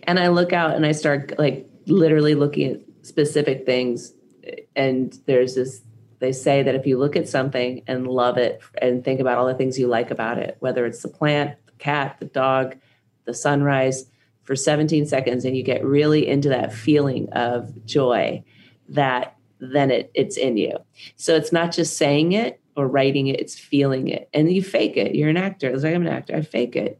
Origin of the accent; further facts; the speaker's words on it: Tucson, Arizona, United States; moved away; where I grew up in Tucson.